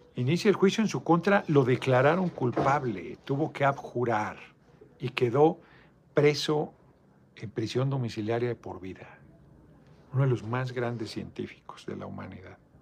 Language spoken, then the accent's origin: Spanish; Mexico City, Mexico; soy, soy de Iztapalapa